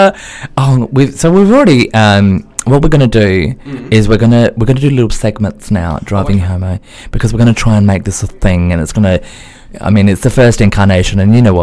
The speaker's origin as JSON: {"language": "English", "town": "Adelaide", "region": "South Australia", "country": "Australia", "moved": "yes", "lives_now": "United Kingdom", "said": "I'm also from Adelaide"}